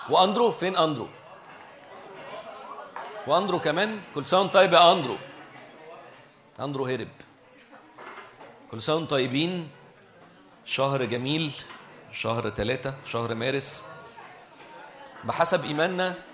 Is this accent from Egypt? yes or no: yes; Egypt; اللي اسمه الاي دي اللي اسمه عندنا في مصر الرقم القومي